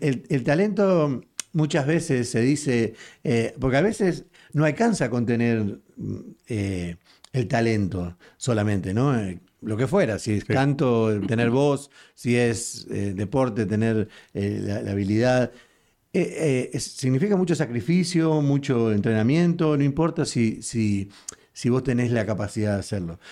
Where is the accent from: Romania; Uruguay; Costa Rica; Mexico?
Uruguay; now in Houston, United States